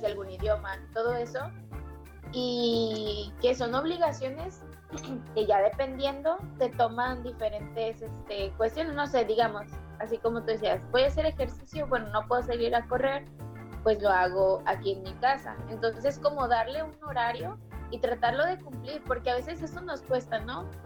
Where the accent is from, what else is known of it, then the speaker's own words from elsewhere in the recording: Mexico; somos mexicanos